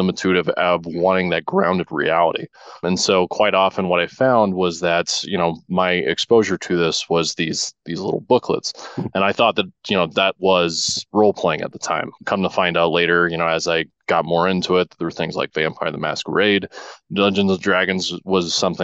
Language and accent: English; Humboldt County, Northern California, United States; growing up in Northern California and just a small rural community about 300 miles south of Portland, 300 miles north of San Francisco in a place called Humboldt County